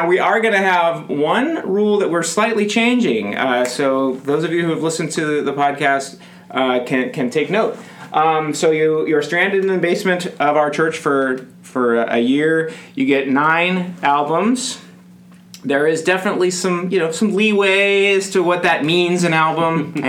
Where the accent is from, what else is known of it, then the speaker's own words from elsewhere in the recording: California, United States; moved away as an adult; now in Minnesota, United States; We're both from California.